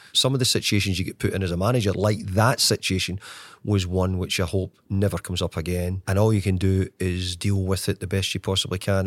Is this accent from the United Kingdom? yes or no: yes; Scotland, United Kingdom; moved away; I was from Scotland